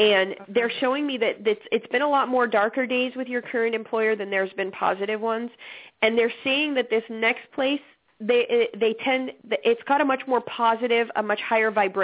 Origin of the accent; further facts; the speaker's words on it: Alaska, United States; moved away; I'm originally from Alaska